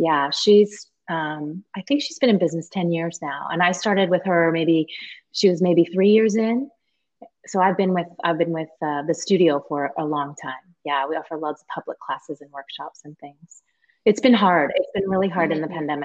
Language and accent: English; California, United States; now in Seattle, United States; I grew up in California